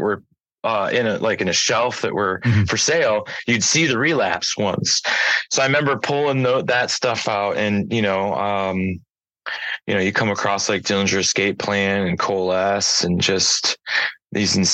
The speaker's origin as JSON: {"language": "English", "town": "Bay City", "region": "Michigan", "country": "United States", "tie": "born or raised there", "said": "I'm born and raised in Bay City, Michigan."}